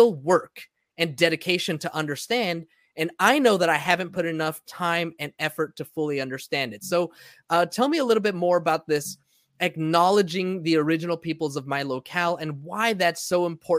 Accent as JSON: {"language": "English", "country": "United States", "tie": "born or raised there", "lives_now": "San Diego, United States", "said": "this country that I was born in, grew up"}